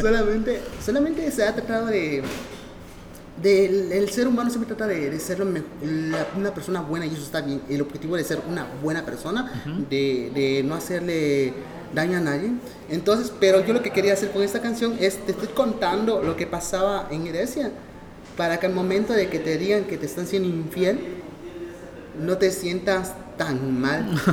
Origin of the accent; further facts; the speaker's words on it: Mexico; nosotros como mexicanos